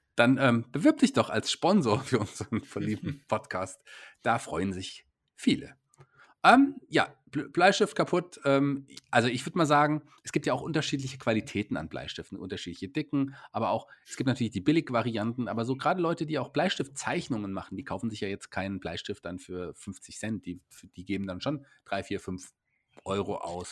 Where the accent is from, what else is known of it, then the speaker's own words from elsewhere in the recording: Germany; ich als äh, Deutscher